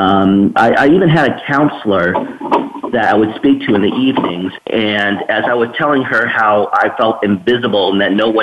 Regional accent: Escondido, California, United States; I grew up in Escondido, San Diego area.

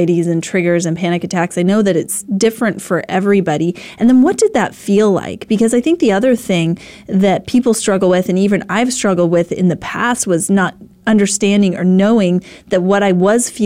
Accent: Idaho, United States; I grew up in Idaho

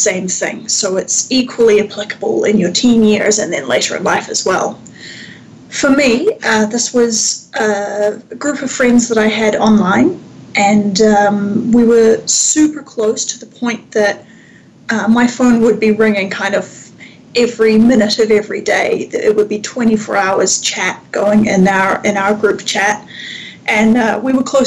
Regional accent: Wellington, New Zealand; moved away as an adult; also born or lived in Victoria, Canada; now in Canada; I grew up in Aotearoa, New Zealand, in the capital city of Wellington, and I moved to Canada in my early 20s

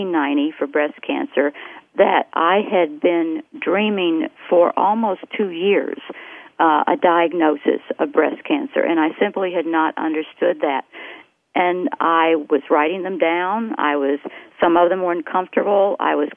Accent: the South, United States; I grew up in the South, and I grew up in a dreaming culture

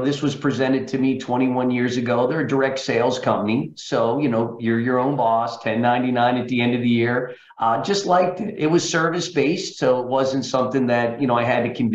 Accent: central Pennsylvania, United States; moved away as an adult; Originally from central Pennsylvania, Frank. As such, I went to University of Pittsburgh and grew up there my first 25 years, Pennsylvania.

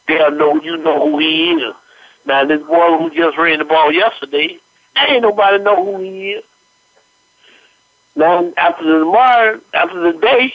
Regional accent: Florida, United States; I'm from Florida. I'm from Lousy. I've been here all my life.

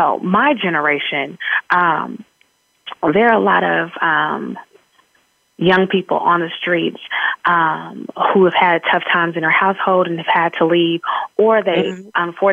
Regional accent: San Francisco, California, United States; I'm from San Francisco, California

